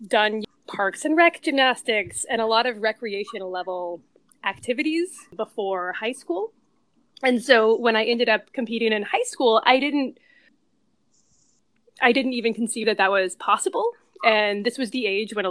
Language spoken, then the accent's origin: English; Encinitas, California, United States; I grew up in Encinitas, California